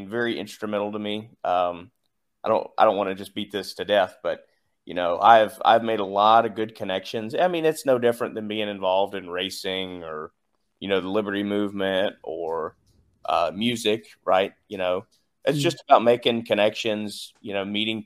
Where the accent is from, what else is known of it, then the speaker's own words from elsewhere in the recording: the South, United States; I'm from the South